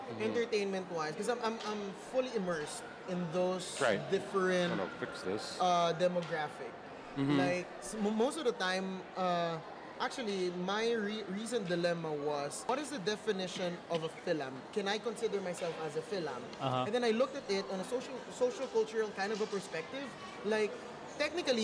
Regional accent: Metro Manila, Philippines; now in United States; I'm from Metro Manila

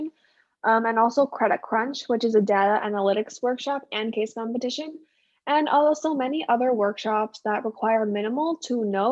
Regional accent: Canada; also born or lived in China; I grew up in Canada, but I was born in China. But most of my life I've been in Canada

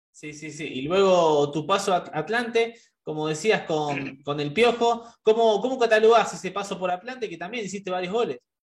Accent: Argentina; nosotros, que somos argentinos

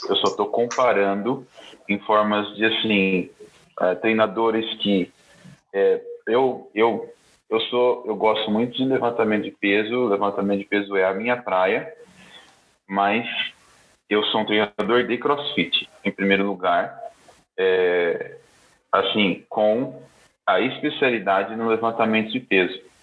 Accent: Bauru, São Paulo, Brazil; minha cidade natal, é, Bauru, interior de São uhum. Paulo

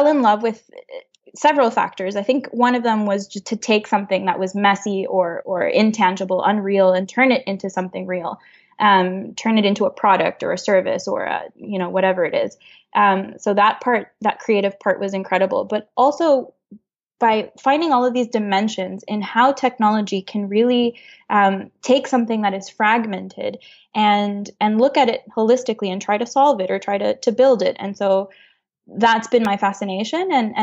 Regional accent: Honduras; moved away as an adult; also born or lived in Montreal, Canada; now in Canada; I grew up in Honduras. I was born and raised there.

